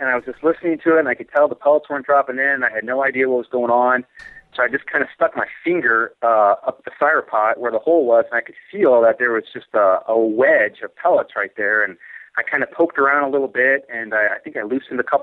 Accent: St. Louis, Missouri, United States; now in Colorado, United States; I'm originally from St. Louis

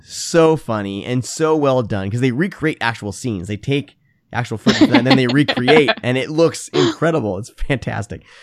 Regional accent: Iowa, United States; moved away; I grew up in Iowa

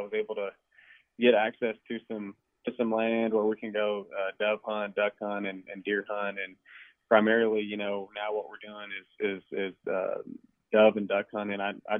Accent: Uvalde, Texas, United States; I grew up in Uvalde, Texas, Southwest Texas

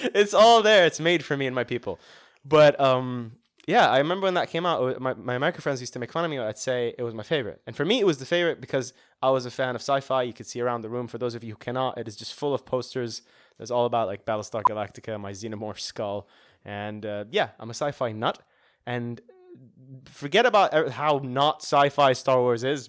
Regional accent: Saudi Arabia; moved away; growing up in Saudi

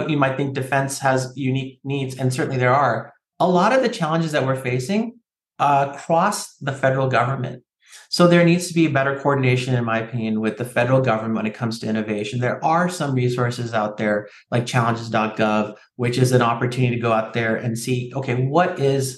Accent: San Francisco Bay Area, California, United States; I grew up here in the San Francisco Bay Area myself, and, you know, I call myself a Cali kid. I say hella and dude and bro.

